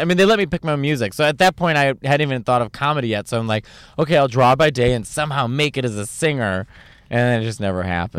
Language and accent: English; Chicago, Illinois, United States; all around Chicago, where I'm from Chicago